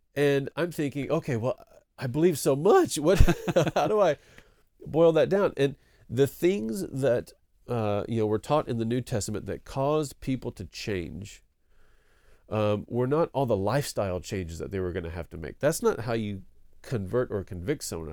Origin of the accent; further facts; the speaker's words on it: East Texas, United States; moved away as an adult; also born or lived in Denton, Texas / Cambodia / Korea; I grew up in East Texas